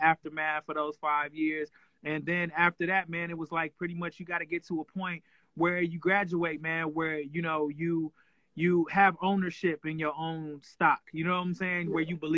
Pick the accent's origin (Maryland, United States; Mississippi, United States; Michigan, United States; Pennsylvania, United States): Michigan, United States; Flint; I'm from Flint, Michigan.